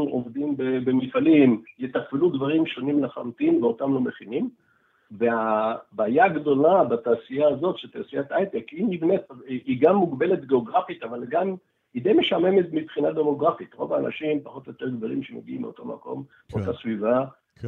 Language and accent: Hebrew; Israel; היינו בצבא, גדלנו פה, גדלנו בשכונות דומות